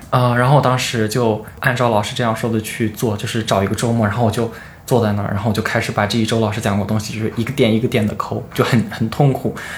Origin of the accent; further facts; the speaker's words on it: Henan, China; moved away as an adult; now in Beijing, China; 我是和男的考生